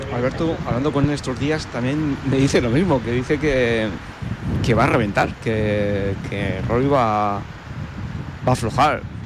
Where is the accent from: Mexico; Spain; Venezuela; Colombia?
Spain; Burgohondo, Castile and León; yo soy de Burgondo